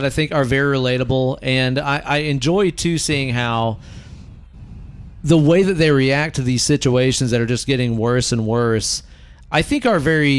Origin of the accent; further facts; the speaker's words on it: Netherlands; I'm from Holland.